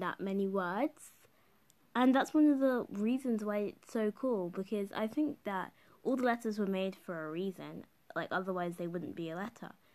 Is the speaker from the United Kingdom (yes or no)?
yes; United Kingdom; the country where I'm growing up in and living in and living in was a colonizer